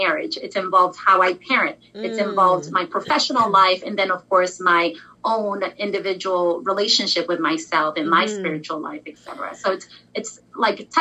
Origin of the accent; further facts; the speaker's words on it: Nigeria; I'm Nigerian